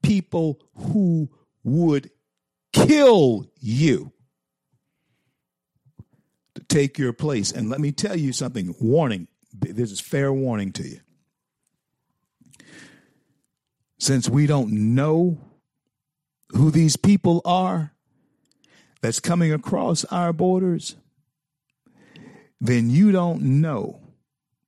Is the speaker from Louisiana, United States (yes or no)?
yes; Louisiana, United States; now in Florida, United States; My home state is always Louisiana